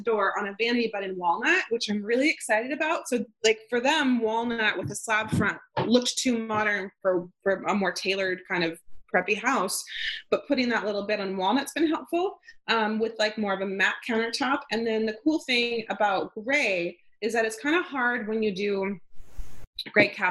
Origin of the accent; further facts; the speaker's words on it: outside of Yosemite National Park, California, United States; now in Maine, United States; I grew up outside of Yosemite National Park